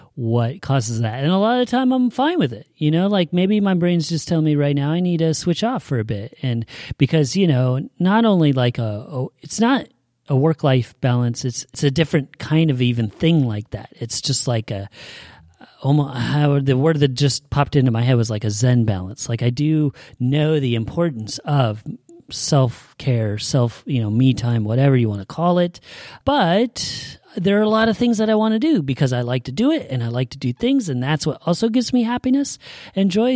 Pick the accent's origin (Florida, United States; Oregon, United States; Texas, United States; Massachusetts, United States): Oregon, United States; Salem; I was born and raised here in Salem